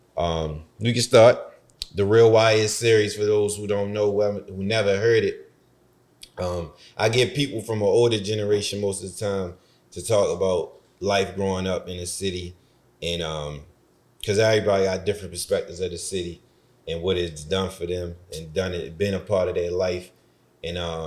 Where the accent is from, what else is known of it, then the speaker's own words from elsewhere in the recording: Baltimore, Maryland, United States; growing up in Baltimore